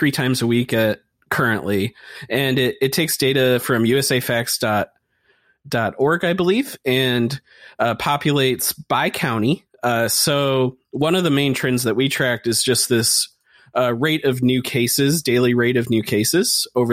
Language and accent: English; Michigan, United States; in Michigan, that's my home state